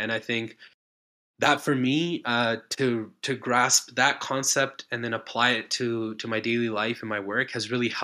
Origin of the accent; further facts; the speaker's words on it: Calgary, Alberta, Canada; moved away as an adult; also born or lived in Ontario; now in British Columbia, Canada; I grew up in Calgary. I'm living in BC